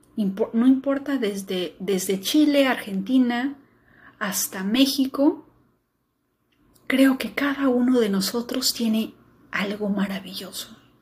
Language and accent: Spanish; Peru